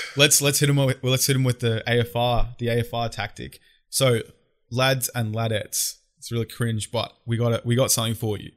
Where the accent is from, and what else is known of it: Australia